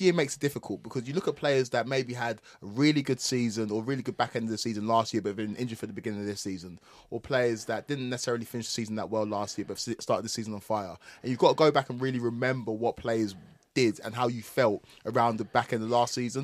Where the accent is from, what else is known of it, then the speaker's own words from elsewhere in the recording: Essex, East of England, United Kingdom; I am from Essex